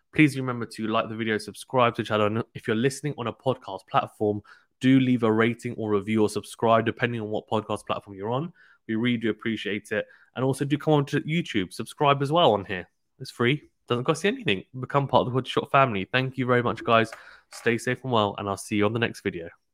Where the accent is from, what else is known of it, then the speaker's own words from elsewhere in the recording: United Kingdom; as a Brit